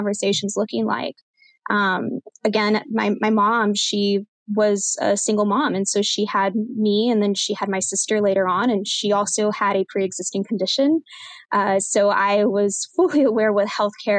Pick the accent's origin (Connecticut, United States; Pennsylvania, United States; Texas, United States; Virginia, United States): Texas, United States; San Diego; also born or lived in El Paso, Texas / Edinburg, Texas / Corpus Christi, Texas / Houston, Texas; now in San Antonio, United States; a majority of my upbringing and my childhood is from a small town in South Texas called San Diego, Texas. So that's where I was born and was raised